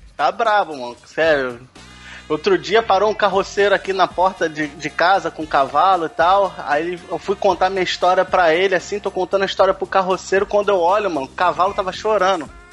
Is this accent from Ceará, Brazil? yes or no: no; Rio de Janeiro, Brazil; sou do Rio de Janeiro, né? Carioca